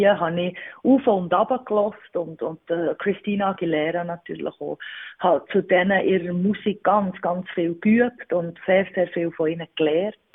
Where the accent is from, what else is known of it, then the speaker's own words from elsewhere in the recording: Wimmis, Bern, Switzerland; Ich wohne im Berner Oberland in Wimmis. Und was gefällt dir am Ort? Es ist der Ort, wo ich aufgewachsen bin.